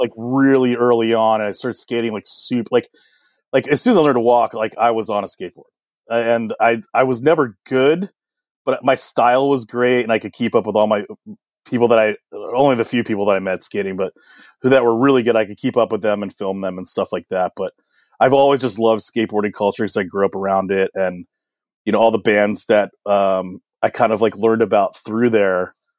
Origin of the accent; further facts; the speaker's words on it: Washington, District of Columbia, United States; I grew up in Washington, D C. I was, I was born in D C proper, which is pretty rare.